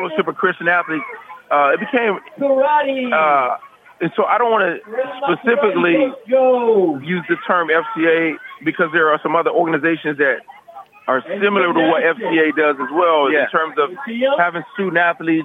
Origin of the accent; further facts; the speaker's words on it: Los Angeles, California, United States; I'm originally from Los Angeles